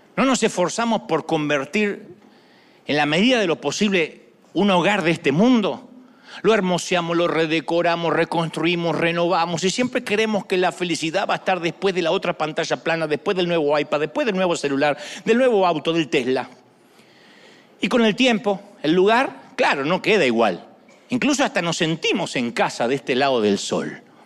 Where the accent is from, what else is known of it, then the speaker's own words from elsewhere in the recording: Argentina; Yo soy argentino.